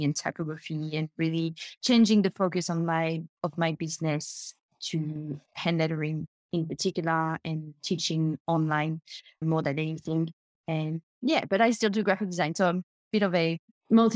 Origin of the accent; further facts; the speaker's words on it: New Caledonia; accent: French; now in Gold Coast, Australia; I'm French. I was born in New Caledonia and I live in Australia.